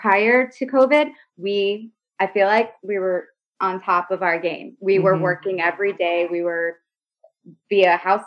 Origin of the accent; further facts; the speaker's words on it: South Florida, United States; moved away as an adult; also born or lived in Rhode Island / Washington, D.C. / New York; after Rhode Island, I ended up growing up in South Florida.